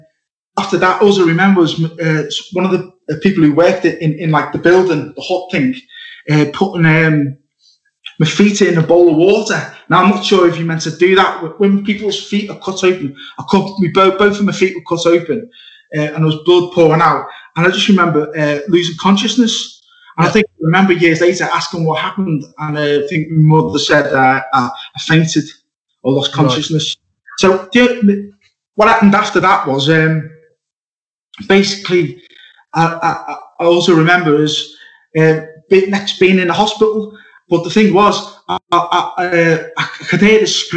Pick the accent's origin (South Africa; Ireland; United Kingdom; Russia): United Kingdom; Liverpool, North West England; also born or lived in Wirral; I was born in Liverpool